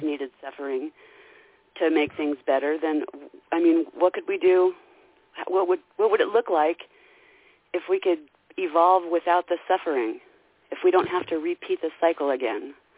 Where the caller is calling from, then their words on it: Idaho, United States; I'm calling from Idaho.